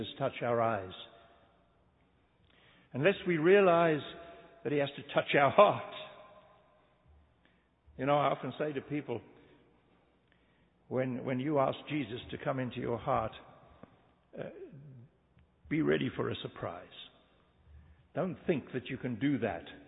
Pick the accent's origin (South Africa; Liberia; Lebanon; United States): South Africa; moved away; I come from a land, I'm a South African. I'm a white South African